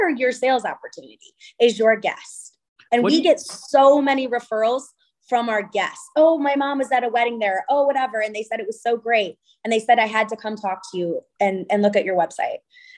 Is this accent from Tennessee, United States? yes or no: no; California, United States; And here I am coming from California, primarily based in, you know, a very light, bright, airy Santa Barbara.